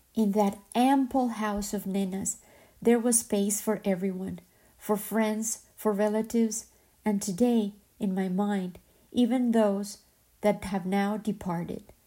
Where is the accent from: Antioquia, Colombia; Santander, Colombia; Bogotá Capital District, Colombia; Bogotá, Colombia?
Antioquia, Colombia; Medellín; moved away; my hometown, Medellin